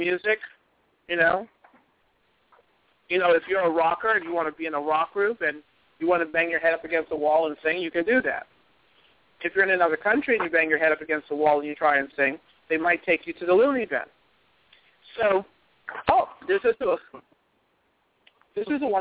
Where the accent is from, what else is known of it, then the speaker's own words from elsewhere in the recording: United States; It is wonderful being an American